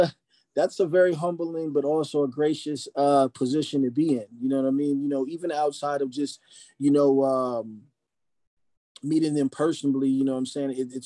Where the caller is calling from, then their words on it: Phoenix, Arizona, United States; Phoenix right now. Phoenix, Arizona.